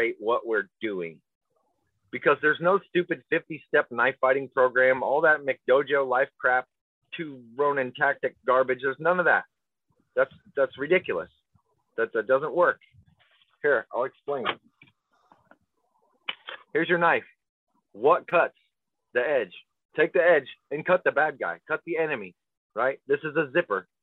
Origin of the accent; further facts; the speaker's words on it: Weston, Nebraska, United States; I grew up in Weston, Nebraska.